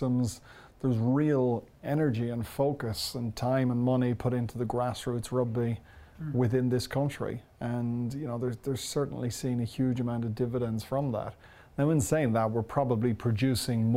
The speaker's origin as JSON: {"language": "English", "country": "Ireland", "said": "that's in our DNA as Irish"}